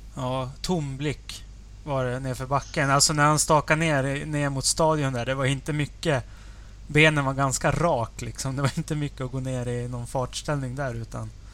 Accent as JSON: {"language": "Swedish", "country": "Sweden", "said": "som svensk"}